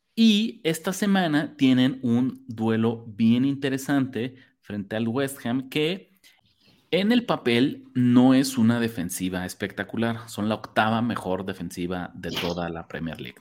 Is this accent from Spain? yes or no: no; Mexico; como mexicanos